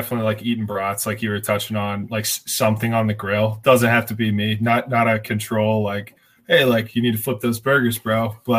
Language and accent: English; Springboro, Ohio, United States; I am from Springboro, Ohio, like a little more rural town in between Dayton and Cincinnati.